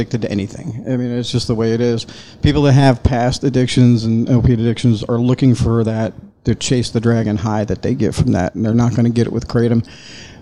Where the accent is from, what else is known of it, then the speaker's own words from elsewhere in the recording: Reno, Nevada, United States; also born or lived in Hollywood, Florida; now in Florida, United States; Originally South Florida. I was born in Hollywood, Florida, but I was raised in Reno, Nevada. Reno, Tahoe.